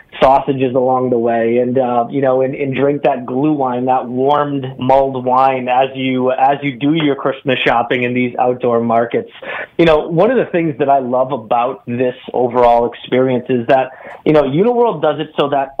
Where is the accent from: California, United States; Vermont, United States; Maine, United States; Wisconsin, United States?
Wisconsin, United States; I grew up in Wisconsin